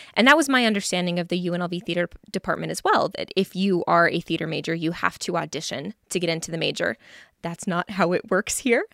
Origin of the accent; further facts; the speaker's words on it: Reno, Nevada, United States; moved away as an adult; now in Las Vegas, United States; I am from Reno, Nevada. I was born and raised there, and then I moved down here for school